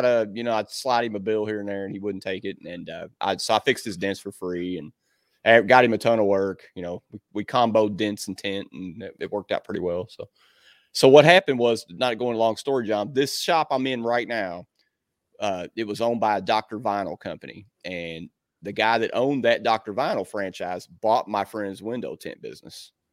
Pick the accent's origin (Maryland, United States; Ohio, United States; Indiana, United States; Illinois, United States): Indiana, United States; Southern; this is my hometown, man, I'm from here, everybody knows me